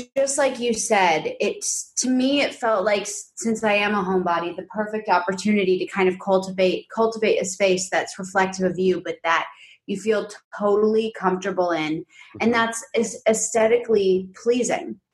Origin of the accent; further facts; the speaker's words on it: New York City, New York, United States; moved away as an adult; now in Los Angeles, United States; we're from New York City and we grew up I grew up predominantly in this like big pre-war quintessential like upper west side apartment